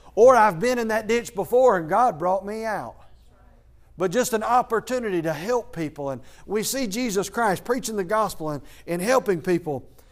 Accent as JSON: {"language": "English", "town": "Athens", "region": "Georgia", "country": "United States", "moved": "as an adult", "said": "I am from Athens, Georgia"}